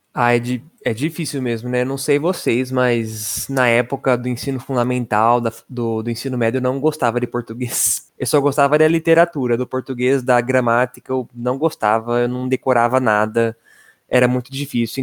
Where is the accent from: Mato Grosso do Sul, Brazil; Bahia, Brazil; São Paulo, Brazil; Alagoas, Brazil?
São Paulo, Brazil; interior of São Paulo state, Brazil; accent: interior paulista rolled R; eu sou especialista em puxar R porque eu sou do interior paulista